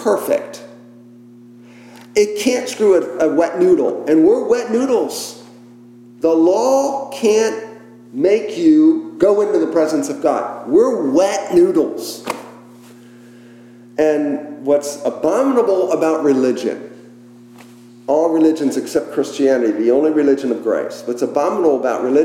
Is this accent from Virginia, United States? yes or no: yes; McLean, Virginia, United States; the home I grew up in around the Beltway in McLean